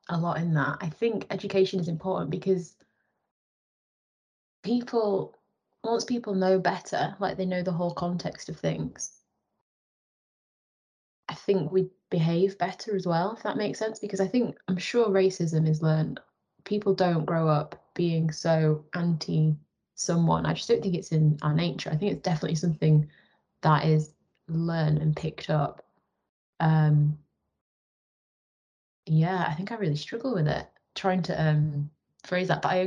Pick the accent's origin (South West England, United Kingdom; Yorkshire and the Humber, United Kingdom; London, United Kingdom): Yorkshire and the Humber, United Kingdom; I grew up in West Yorkshire